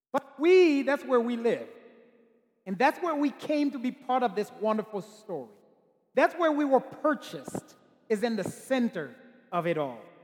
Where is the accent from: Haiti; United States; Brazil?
Haiti; I'm from Haiti